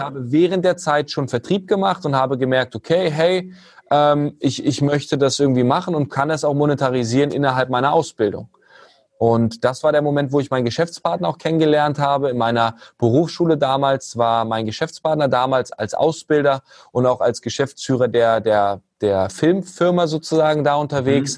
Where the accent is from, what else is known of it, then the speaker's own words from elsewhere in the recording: Hanover, Lower Saxony, Germany; komme aus Hannover, ähm, ursprünglich auch geboren